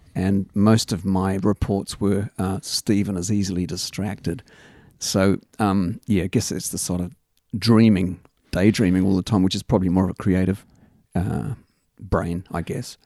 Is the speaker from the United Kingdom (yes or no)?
yes; England, United Kingdom; also born or lived in Australia; now in Christchurch, New Zealand; growing up in England